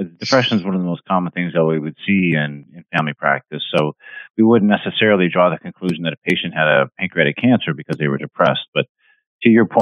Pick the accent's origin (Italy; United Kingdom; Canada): Canada; moved away as an adult; also born or lived in Vancouver, British Columbia / Halifax, Nova Scotia; now in Rockport, United States; I'm from Canada. I'm Canadian